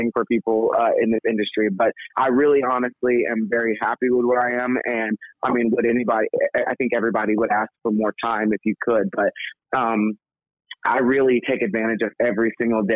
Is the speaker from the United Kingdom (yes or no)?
no; Texas, United States; the neighborhood that I was raised in Texas